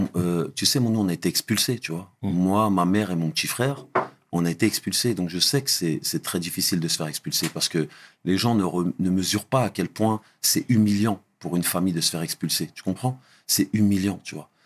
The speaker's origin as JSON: {"language": "French", "town": "Trappes", "region": "Île-de-France", "country": "France", "tie": "born or raised there", "also_born_or_lived": "Guyancourt / Saint-Maur-des-Fossés", "moved": "as an adult", "lives_now": "United States", "said": "je suis un Doukali, j'ai grandi à Trappes"}